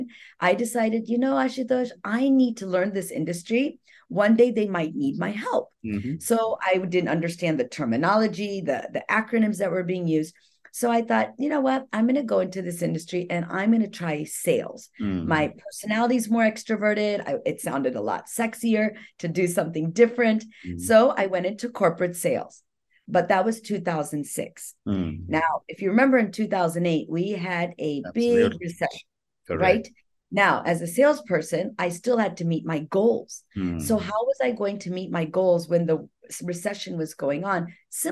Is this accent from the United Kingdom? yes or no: no; India; moved away; I'm an Indian salesperson